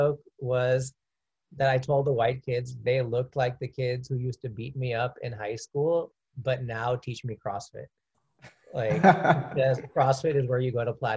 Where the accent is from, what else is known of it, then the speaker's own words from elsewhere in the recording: Orange County, California, United States; also born or lived in India; now in Los Angeles, United States; I grew up in Orange County